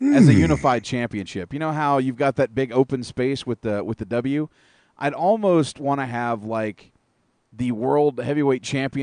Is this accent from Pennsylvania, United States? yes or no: no; Texas, United States; also born or lived in Arkansas / Oklahoma / Fort Worth; I grew up in Texas. I grew up in Arkansas. I grew up in Oklahoma. I've been to Dallas more times than I can count. I lived in Fort Worth for many a year.